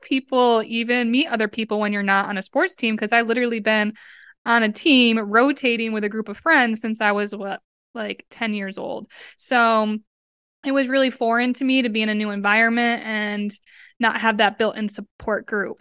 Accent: Westfield, Massachusetts, United States; moved away as an adult; also born or lived in Tampa, Florida; I grew up in Westfield, Massachusetts

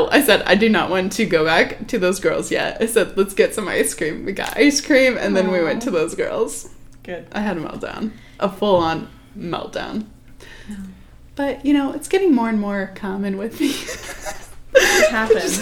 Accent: Iowa, United States; I'm from Iowa.

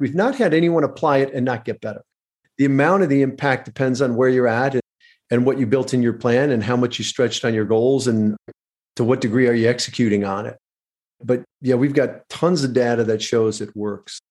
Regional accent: Michigan, United States; I grew up in Michigan, very middle class

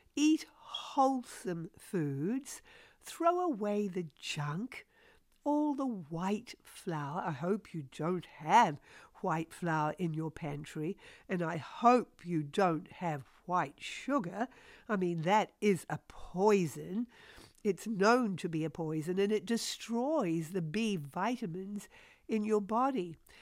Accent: New Zealand; moved away as an adult; also born or lived in Australia; now in United States; I'm originally a New Zealander, although now a U S citizen

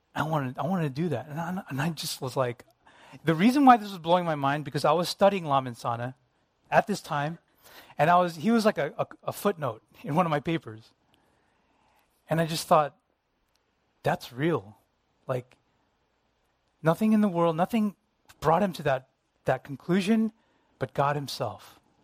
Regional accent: United States; Me being Asian American

